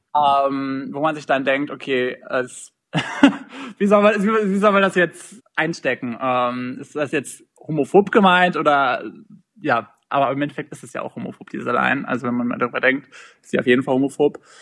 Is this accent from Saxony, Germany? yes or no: no; Minden, North Rhine-Westphalia, Germany; Ich komme aus Minden, also Shoutout an alle meine Mindener. das ist eine Kleinstadt in äh, NRW, direkt an der Grenze zu Niedersachsen